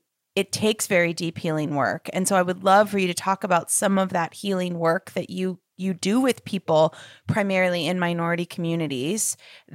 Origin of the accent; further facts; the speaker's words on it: Los Angeles, California, United States; I grew up in Los Angeles